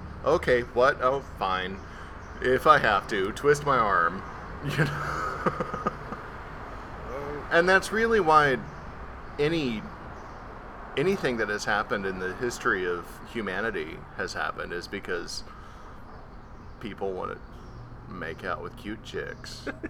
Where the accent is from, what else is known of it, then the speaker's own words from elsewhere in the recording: Austin, Texas, United States; also born or lived in New York; I moved around a lot growing up. I moved from New York to Austin, Texas, and just on a whim decided, hey, I'm going to try out for this.